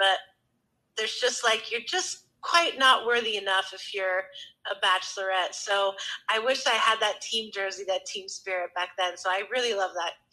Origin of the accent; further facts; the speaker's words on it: Connecticut, United States; moved away as an adult; also born or lived in New York / San Francisco; now in East Bay, United States; grew up in Connecticut.